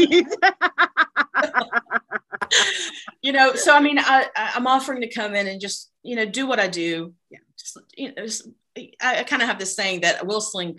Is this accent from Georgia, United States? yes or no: yes; Newnan, Georgia, United States; my hometown of Noonan, Georgia